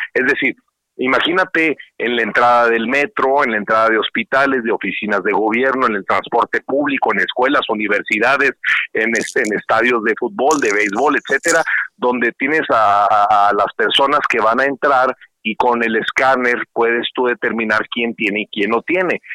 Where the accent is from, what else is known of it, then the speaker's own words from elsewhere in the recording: Ciudad Juárez, Chihuahua, Mexico; yo soy de Ciudad Juárez, soy chihuahuense